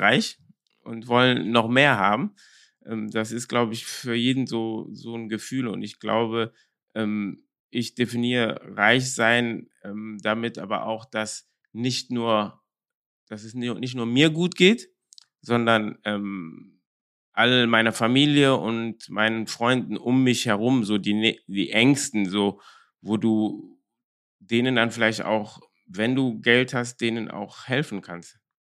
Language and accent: German; Cologne, North Rhine-Westphalia, Germany; Ich bin ja ähm, in Köln-Korweiler groß geworden